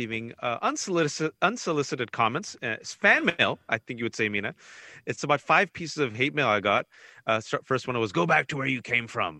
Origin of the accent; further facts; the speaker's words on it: Fremont, California, United States; I was born and raised here. You want me to go back to Fremont, California?